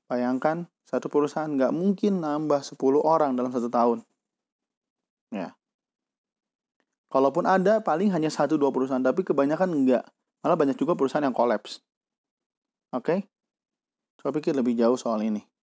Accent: Bandung, West Java, Indonesia; Saya akan nggak akan berbicara secara nasional karena saya dari kota Bandung dan ini apa yang saya lihat di depan mata saya.

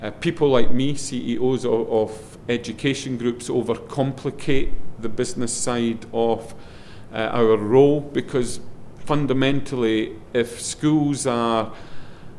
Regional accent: Scotland, United Kingdom; accent: Scottish; my Scottish accent

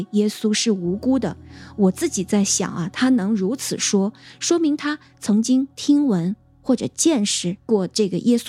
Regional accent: China; 因为我们中国人不说嘛，就是人之将死，其言也善

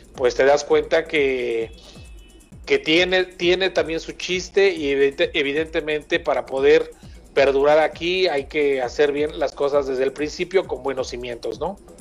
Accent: Mexico; nos da un poco de identidad también como mexicanos

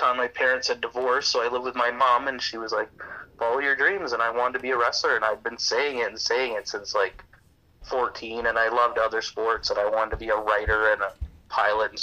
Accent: Campbell River, British Columbia, Canada; I grew up, this young Cuban kid, I grew up in Campbell River, British Columbia

